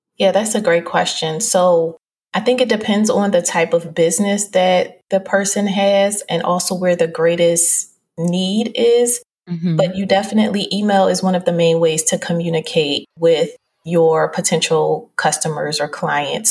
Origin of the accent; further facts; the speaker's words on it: Philadelphia, Pennsylvania, United States; I'm originally from Philadelphia